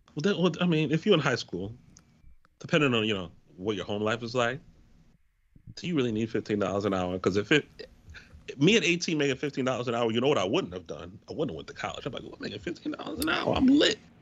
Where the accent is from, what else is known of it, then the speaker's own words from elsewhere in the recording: Waterbury, Connecticut, United States; also born or lived in Hampton, Virginia; my first job in high school, I worked at um, I worked for I worked for the Now in Waterbury